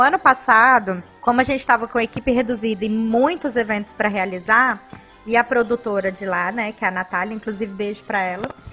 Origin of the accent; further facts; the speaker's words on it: Cuiabá, Mato Grosso, Brazil; Nasci em Cuiabá